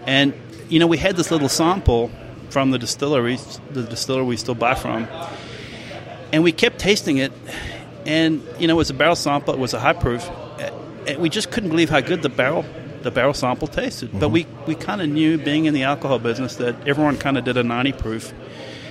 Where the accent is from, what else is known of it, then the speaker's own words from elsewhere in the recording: Durban, KwaZulu-Natal, South Africa; moved away as an adult; now in Indiana, United States; I grew up in South Africa, Durban, South Africa